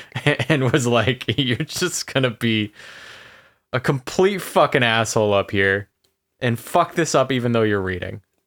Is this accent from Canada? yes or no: yes; Canada; Well, we're Canadian.